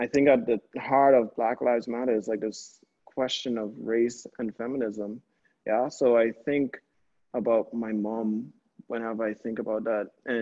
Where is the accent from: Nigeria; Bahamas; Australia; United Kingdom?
Bahamas; now in New Haven, United States; we're in a small place where art isn't really the conversation that the Bahamas is known for